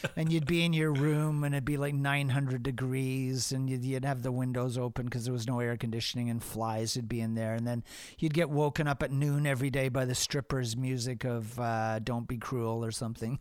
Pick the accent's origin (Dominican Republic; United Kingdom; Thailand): United Kingdom; England; moved away; also born or lived in Hamilton, Canada / Toronto, Canada; I grew up in England